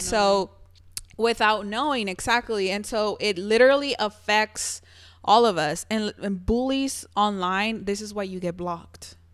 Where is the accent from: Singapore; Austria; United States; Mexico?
Mexico; moved away; growing up in Mexico, I know I always mentioned this, But you guys have been where I'm from.